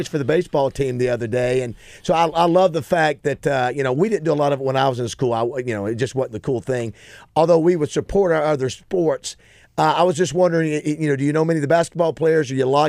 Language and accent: English; Panama City, Florida, United States; moved away